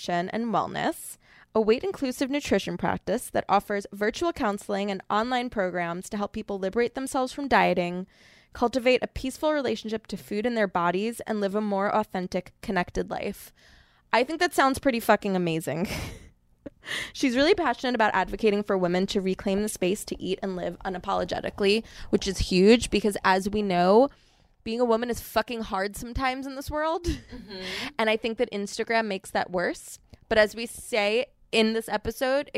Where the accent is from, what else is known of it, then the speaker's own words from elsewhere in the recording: Long Island, New York, United States; the town I grew up in on Long Island